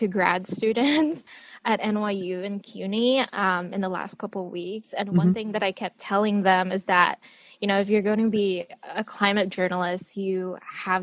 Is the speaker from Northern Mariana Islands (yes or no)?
yes; Saipan, Northern Mariana Islands; moved away as an adult; also born or lived in Portland; I was born and raised in Saipan, Northern Mariana Islands